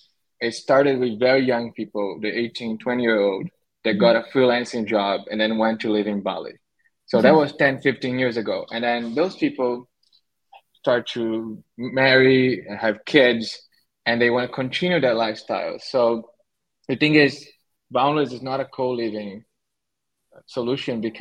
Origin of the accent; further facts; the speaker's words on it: Brazil; moved away as an adult; now in Syros, Greece; I was born in Brazil